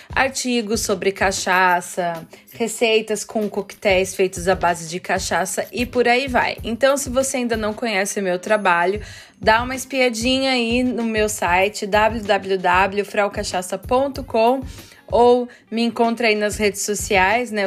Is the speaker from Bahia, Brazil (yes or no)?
no; interior of São Paulo, Brazil; moved away as an adult; now in Vienna, Austria; Eu sou do interior de São Paulo, porém eu vivo aqui em Viena há aproximadamente 15 anos.